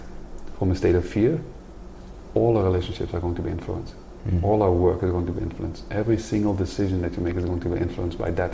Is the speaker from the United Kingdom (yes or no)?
no; Netherlands; I come from Holland, the Netherlands